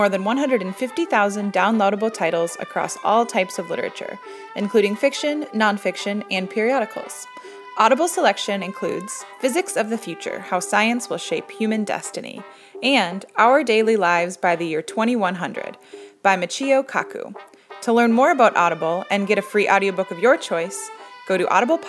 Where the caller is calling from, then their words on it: Seattle, Washington, United States; I am calling from Seattle, Washington.